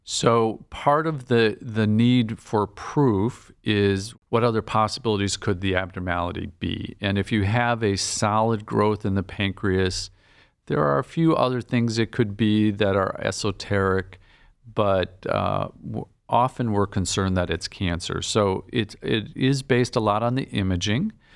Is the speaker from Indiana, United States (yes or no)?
no; Green Bay, Wisconsin, United States; moved away as an adult; also born or lived in Nebraska / Chicago / Boston; now in Cleveland, United States; I'm was born and raised in Green Bay, Wisconsin